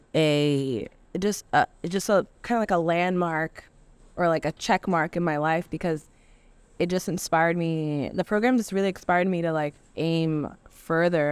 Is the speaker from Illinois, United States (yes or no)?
no; Providence, Rhode Island, United States; I'm from Providence, so I never really got out and saw anything outside of Providence